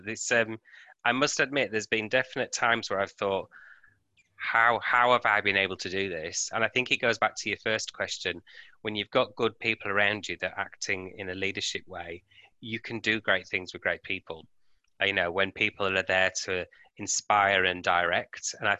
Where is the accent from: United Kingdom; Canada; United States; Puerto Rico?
United Kingdom; now in Australia; And then with me moving from, you'll hear my accent, from the UK to Australia, and I've moved around many times, but you have to make that work each time.